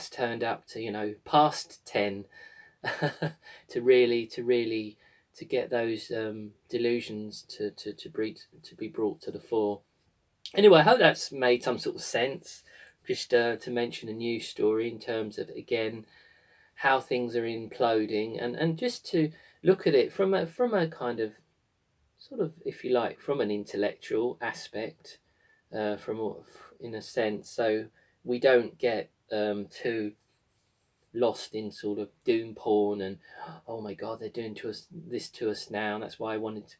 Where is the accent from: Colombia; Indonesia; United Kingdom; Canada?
United Kingdom; here in my home country of the amazing Glastonbury